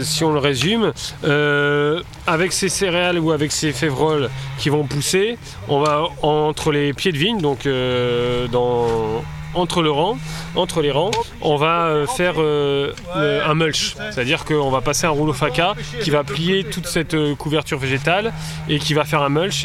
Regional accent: the North, north of France, France; moved away as an adult; now in Beaujolais, France; je suis originaire du, je suis originaire du Nord mais j'ai beaucoup travaillé dans le Sud-Ouest

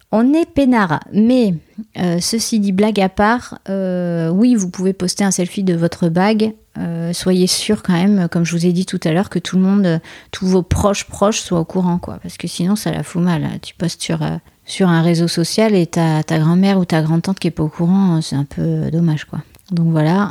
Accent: Bordeaux, Nouvelle-Aquitaine, France; nous, on est de Bordeaux

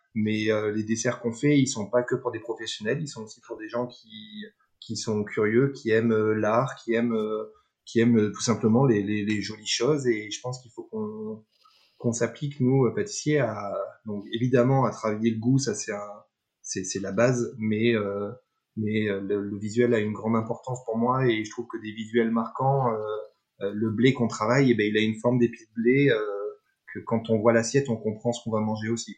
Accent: Dordogne, Nouvelle-Aquitaine, France; je suis né, je suis, né, j'ai grandi en Dordogne

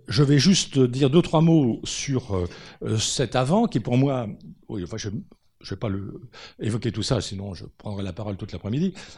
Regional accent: France; on est français et qu'on a un mode de raisonnement franco-français

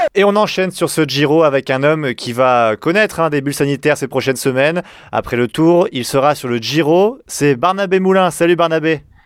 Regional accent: Nord, Hauts-de-France, France; je suis nordiste

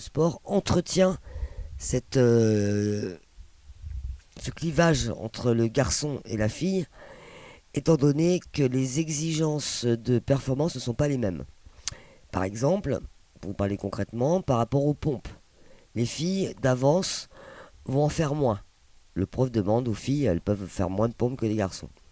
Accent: Palestine; moved away; je viens de Palestine

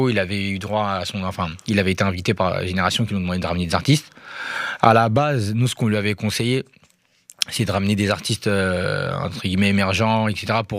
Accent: Kita, Kayes Region, Mali; m'a famille à la Bamako, mais à la base, on vient de Kita.

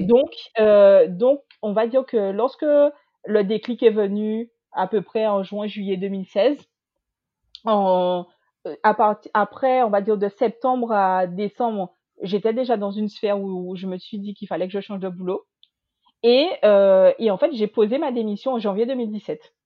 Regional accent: Guadeloupe; moved away as an adult; also born or lived in mainland France; now in France; je suis originaire de la Guadeloupe, j'ai 34 ans et j'ai quitté ma petite île pour venir faire mes études en France hexagonale

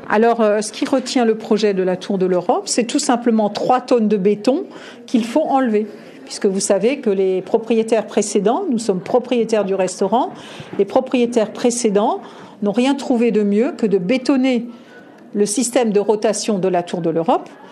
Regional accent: Alsace, Grand Est, France; je suis une Alsacienne

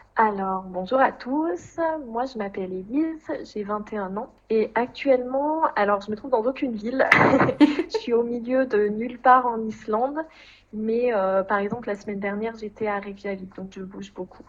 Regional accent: Puy-de-Dôme, Clermont-Ferrand, Auvergne-Rhône-Alpes, France; moved away as an adult; Je suis du Puy-de-Dôme, de Clermont-Ferrand. Voilà. Mais euh, j'ai grandi à la campagne, dans l'endroit euh, très rural

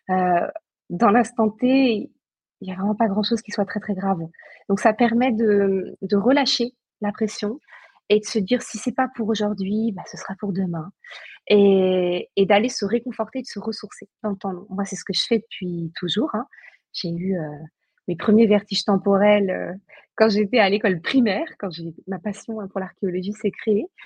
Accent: Brittany, France; moi, j'ai grandi en Bretagne, donc j'ai grandi avec les mégalithes

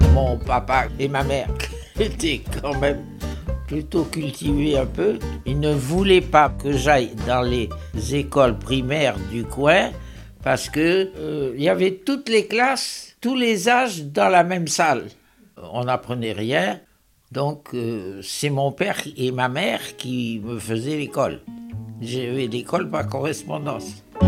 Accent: Mostaganem Province, Algeria; Je suis né à Mostaganem

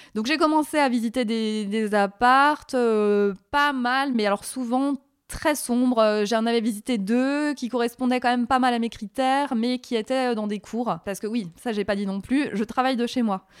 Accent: Alsace, Grand Est, France; now in Paris, France; Je viens d'Alsace

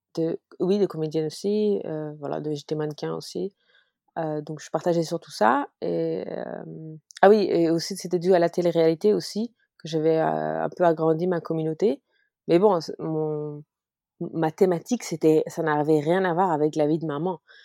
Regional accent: Luxembourg; also born or lived in Paris; Je suis luxembourgeoise et euh, après avoir voyagé partout dans le monde parce que j'ai été Miss, et bah, je suis revenue au Luxembourg

